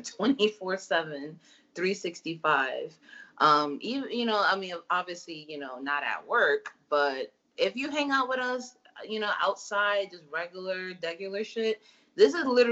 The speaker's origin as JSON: {"language": "English", "region": "New York", "country": "United States", "said": "our New York roots"}